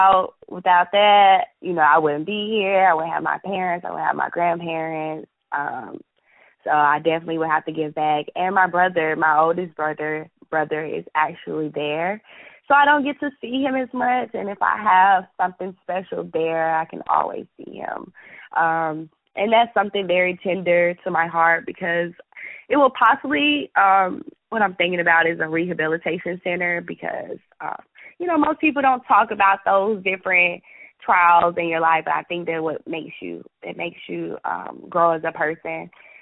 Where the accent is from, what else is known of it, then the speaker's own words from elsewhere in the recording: Atlanta, Georgia, United States; I told y'all I'm from Atlanta, so I have a little ratchet in me